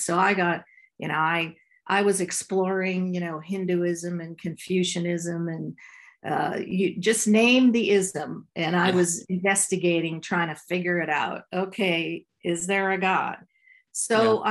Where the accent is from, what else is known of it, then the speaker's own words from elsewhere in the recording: Ottawa, Ontario, Canada; I grew up in Ottawa, Canada